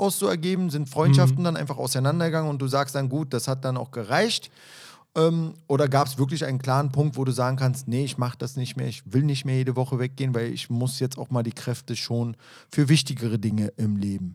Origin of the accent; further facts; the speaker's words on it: Berlin, Germany; ich bin ja auch ein Berliner Junge